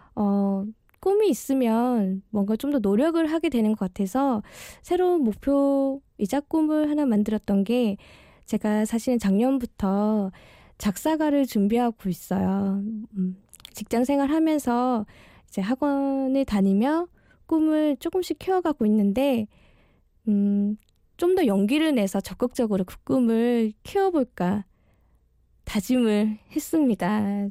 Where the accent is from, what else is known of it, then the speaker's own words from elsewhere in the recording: Daegu, South Korea; moved away as an adult; now in Seoul, South Korea; 저희가 대구에서 온 이 촌 아가씨들이